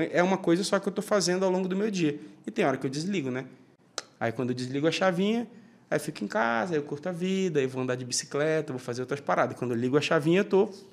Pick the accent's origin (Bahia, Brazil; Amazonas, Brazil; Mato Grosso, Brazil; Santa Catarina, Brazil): Amazonas, Brazil; Manaus; now in São Paulo, Brazil; saí de Manaus com uma mala